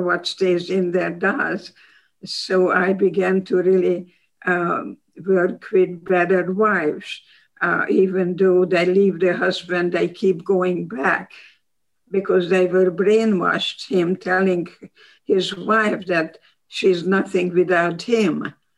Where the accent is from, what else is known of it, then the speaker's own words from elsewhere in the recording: Hungary; English is a second language; moved away as an adult; also born or lived in Baltimore, Maryland; now in United States; i'm hungarian